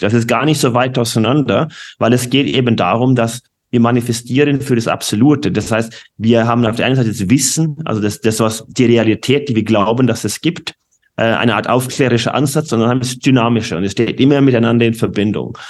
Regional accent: Norway; German is a second language; moved away; ich bin gebürtige Norweger

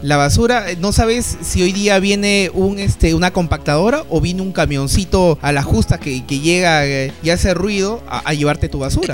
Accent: Peru; los que discriminamos más en Latinoamérica, más allá del promedio, somos los peruanos

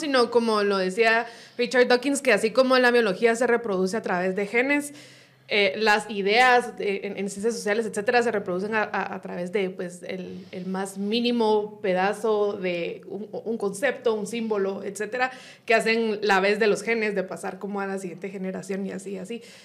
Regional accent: Guatemala; como buenos chapines

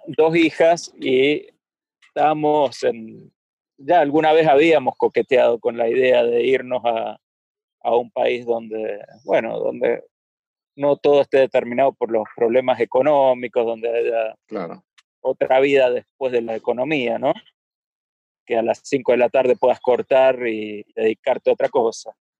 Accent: Buenos Aires, Argentina; moved away as an adult; also born or lived in Mendoza; now in Canada; En Buenos Aires tenía mis, mis grandes amigos, los hice allá

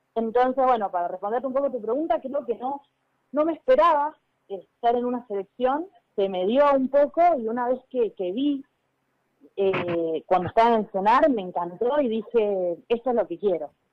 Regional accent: Mendoza, Argentina; moved away as an adult; also born or lived in Buenos Aires (Club Italiano); me fui de Mendoza a, Italiano, que en ese momento tenía 21 años

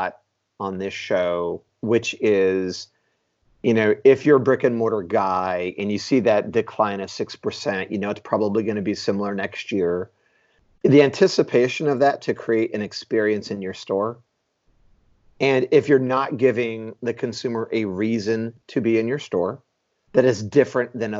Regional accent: Houston, Texas, United States; That's my hometown

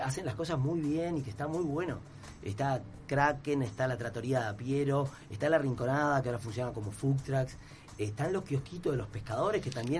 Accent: Piriápolis, Maldonado, Uruguay; yo soy de Piriápolis

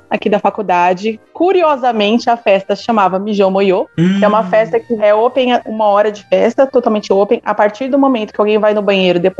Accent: São Paulo, Brazil; Faço engenharia química na USP de Lorena, mas sou de São Paulo.

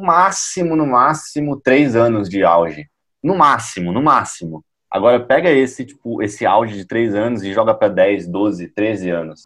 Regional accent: Brazil; A gente, como brasileiro

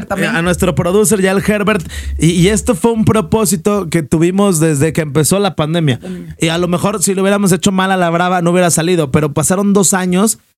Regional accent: Mexico

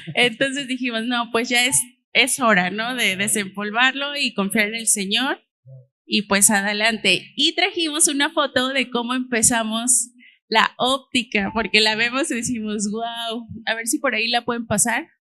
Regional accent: Xalapa, Veracruz, Mexico; moved away; nosotros somos de Jalapa

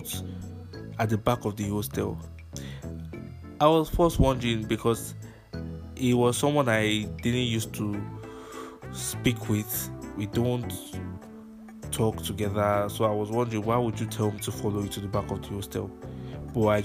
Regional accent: Nigeria; my story as a Nigerian kid

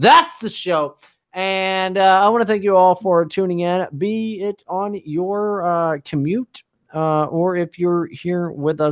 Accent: United States; I'm an American

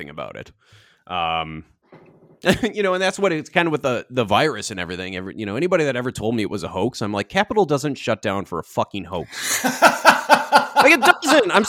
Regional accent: Twin Cities, Minnesota, United States; I love my hometown. I love the Twin Cities

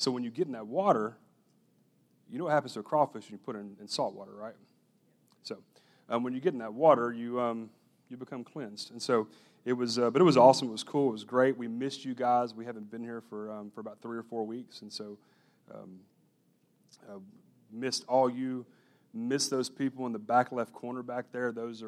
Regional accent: Sour Lake, Texas, United States; The church that I grew up in Sour Lake, Texas, it's a little awesome, quaint, white steepled church called Grayburg Baptist Church.

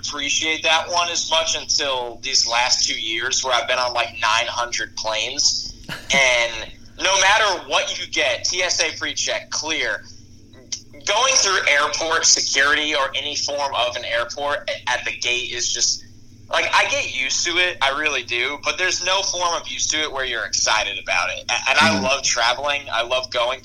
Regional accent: New York, United States; I'm from New York

